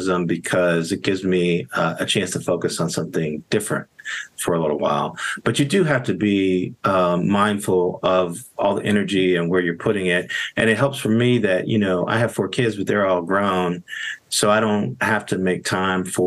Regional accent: Gary, Indiana, United States; I grew up in Gary, Indiana

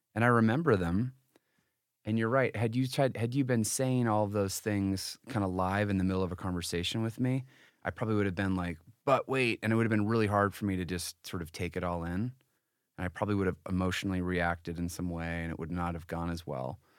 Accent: Connecticut, United States; moved away; also born or lived in Utah; I was from this very different kinda family growing up in Florida, I mean, in Connecticut.

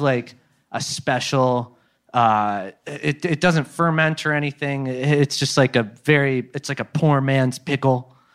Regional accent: Midwest, United States; moved away; Midwest, dude. We're from the Midwest

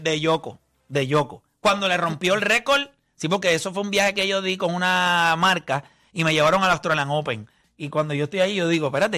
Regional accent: Puerto Rico; yo soy de Puerto Rico

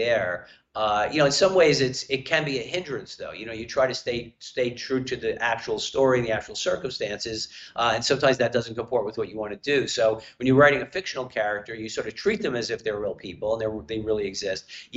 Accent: New York City, New York, United States; accent: New Yorker; moved away; growing up in Brooklyn

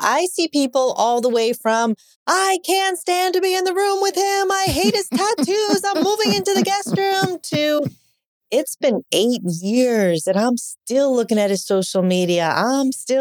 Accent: New York, United States; I grew up in New York, Italian, Catholic

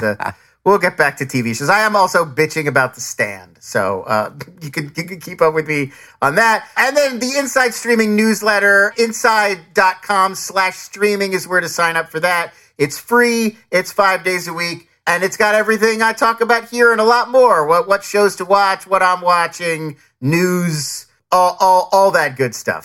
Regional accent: United States; also born or lived in New Jersey / Philadelphia, Pennsylvania; I grew up in Jersey and, and, and Philly

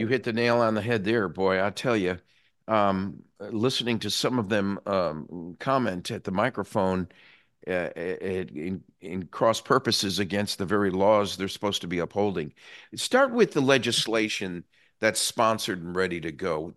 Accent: New England, United States; now in Florida, United States; I came from New England originally, where the superintendent of schools was an appointed position

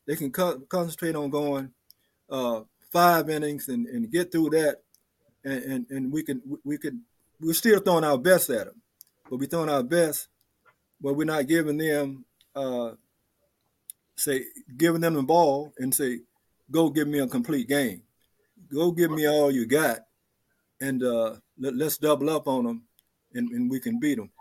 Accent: Mobile, Alabama, United States; I'm from Mobile, Alabama

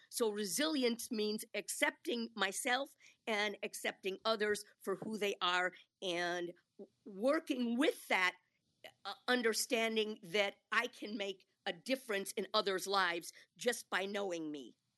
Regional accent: Milwaukee, Wisconsin, United States; I grew up in Milwaukee

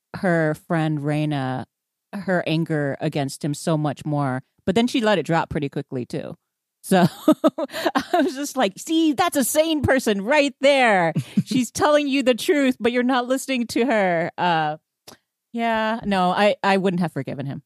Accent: Houston, Texas, United States; I grew up in Houston

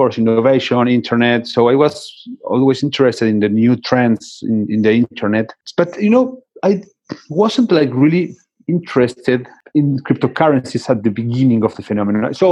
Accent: Buenos Aires, Argentina; I was born in Buenos Aires, Argentina

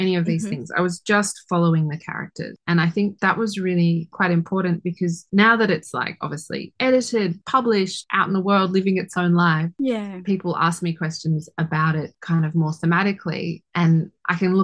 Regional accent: Sydney, New South Wales, Australia; I grew up in Sydney, so it's like back in my home city

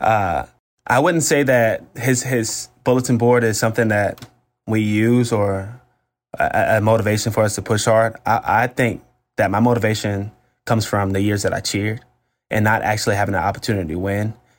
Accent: Florida, United States; I'm a Florida State guy 'cause I'm from Florida

